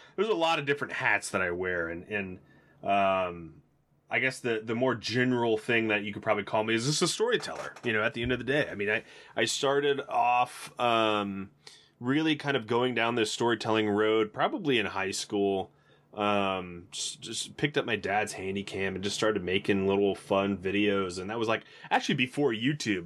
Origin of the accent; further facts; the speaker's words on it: Tennessee, United States; I was just from Tennessee